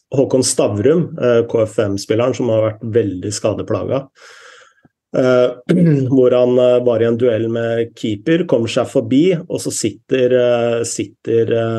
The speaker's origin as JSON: {"language": "Norwegian", "country": "Norway", "said": "her hjemme i Norge"}